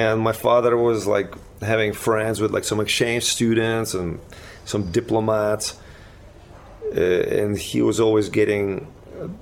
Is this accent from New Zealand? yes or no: no; Ukraine; English is a second language; now in United States; We were like a total oasis of like freakaholic kind of fantasy in Ukraine